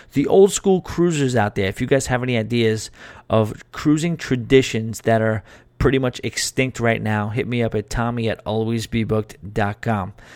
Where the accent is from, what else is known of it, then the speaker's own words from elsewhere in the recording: New York, United States; I am a New Yorker